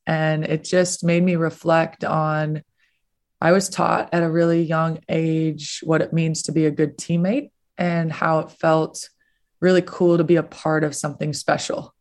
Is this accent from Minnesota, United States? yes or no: yes; Minnesota, United States; now in Florida, United States; I grew up in Minnesota